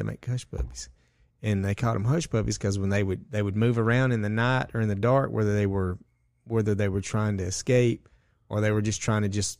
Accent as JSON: {"language": "English", "region": "the South", "country": "United States", "said": "Shit, I can barely understand what he said, and I'm from the South."}